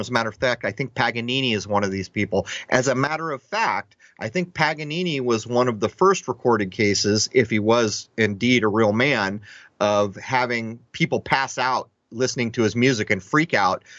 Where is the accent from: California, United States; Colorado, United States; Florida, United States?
California, United States; Southern; growing up in Southern California